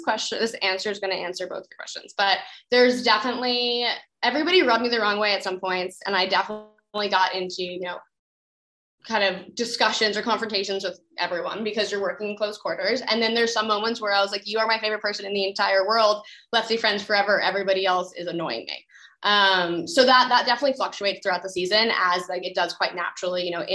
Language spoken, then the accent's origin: English; Cambridge, Massachusetts, United States; Growing up in Cambridge, Massachusetts